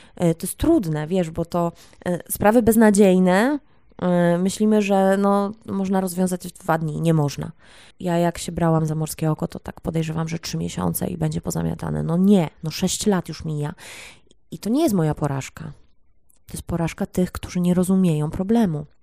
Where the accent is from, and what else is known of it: Poland